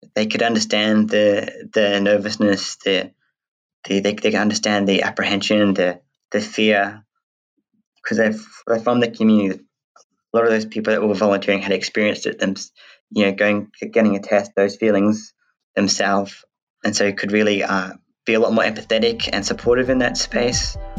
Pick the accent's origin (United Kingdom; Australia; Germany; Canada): Australia; Western Australia; born or raised there; also born or lived in New Zealand